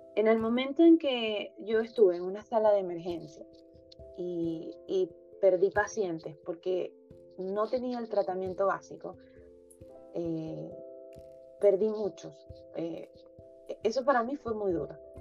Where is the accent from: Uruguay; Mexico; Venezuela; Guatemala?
Venezuela; moved away as an adult; now in Chile; jóvenes eh, que crecimos en Venezuela